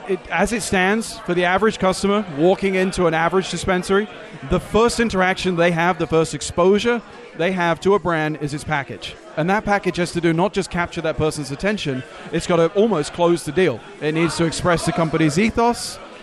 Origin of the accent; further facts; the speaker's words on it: London, United Kingdom; also born or lived in Chicago; now in United States; Originally London.